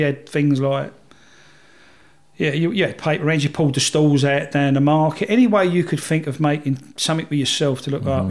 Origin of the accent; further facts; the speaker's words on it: London, United Kingdom; we're from London